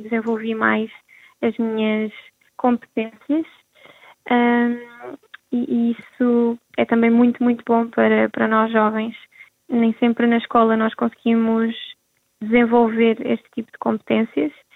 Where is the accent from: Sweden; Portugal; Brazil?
Portugal; Rio Maior, Santarém District; estou a organizar um ATL uh, eh, para os jovens da da minha aldeia